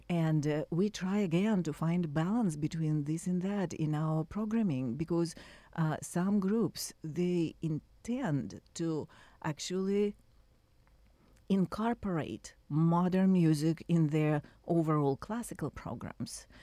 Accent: Russia; moved away; I was born and raised in Russia

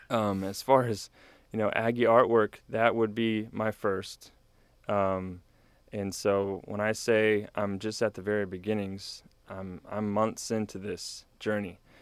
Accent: New Braunfels, Texas, United States; moved away as an adult; now in College Station, United States; I grew up in New Braunfels area

